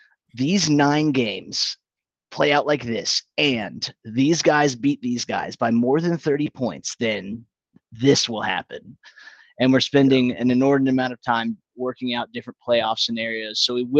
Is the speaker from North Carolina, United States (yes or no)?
no; Philadelphia, Pennsylvania, United States; I am a racist, being that I am from Philadelphia.